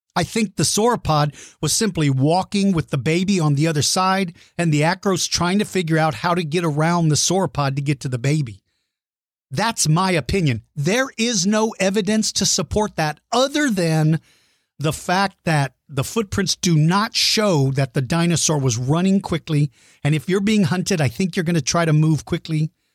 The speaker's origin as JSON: {"language": "English", "town": "San Antonio", "region": "Texas", "country": "United States", "tie": "born or raised there", "said": "San Antonio, Texas, my home state and hometown"}